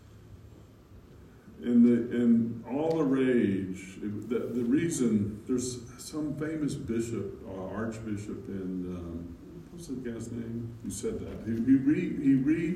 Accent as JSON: {"language": "English", "region": "Alabama", "country": "United States", "tie": "born or raised there", "said": "growing up in the Methodist church in my little town, my hometown in Alabama"}